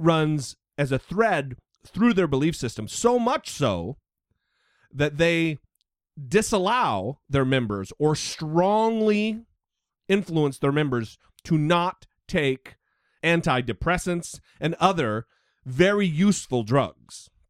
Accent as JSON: {"language": "English", "country": "United States", "tie": "born or raised there", "said": "I grew up on an Indian reservation"}